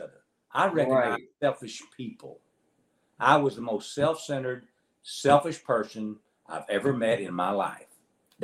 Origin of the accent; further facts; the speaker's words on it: North Little Rock, Arkansas, United States; we're from North Little Rock. You said Little Rock, but it's North Little Rock. And I'm sitting in the very house that I've spent 54 years in. My dad built this when I was 11 years old